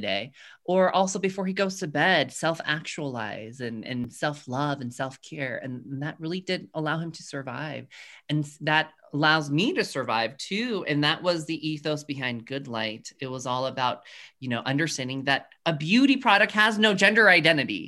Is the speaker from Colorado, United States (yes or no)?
yes; Colorado Springs, Colorado, United States; growing up in Colorado Springs, Colorado, where I am now